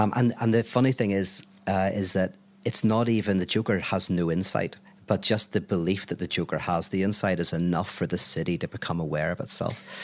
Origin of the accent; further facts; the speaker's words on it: Belfast, Northern Ireland, United Kingdom; I'm from Belfast